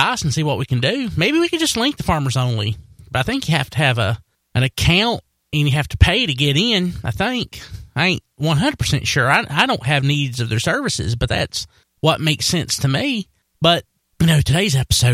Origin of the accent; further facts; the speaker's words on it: Wilkes County, North Carolina, United States; accent: Wilkes County; also born or lived in Hays, North Carolina; my Wilkes County accent